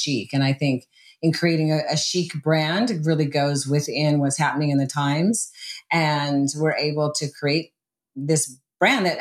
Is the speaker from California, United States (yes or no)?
yes; Southern California, United States; also born or lived in Hawaii; I grew up in Southern California and I went between California and Hawaii